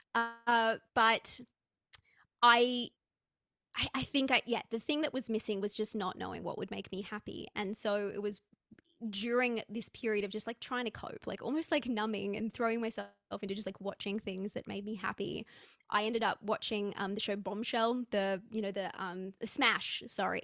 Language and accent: English; Australia; I'm, I'm an Aussie